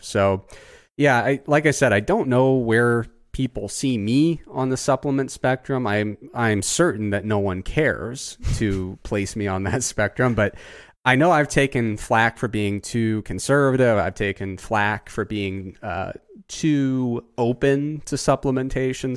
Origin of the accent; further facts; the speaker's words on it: Southern Ohio, United States; I grew up in Southern Ohio